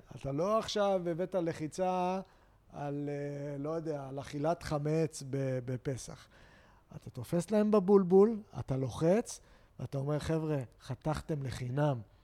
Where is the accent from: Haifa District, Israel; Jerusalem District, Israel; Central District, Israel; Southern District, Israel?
Haifa District, Israel; Haifa; אני יהודי, ישראלי, אה, חיפאי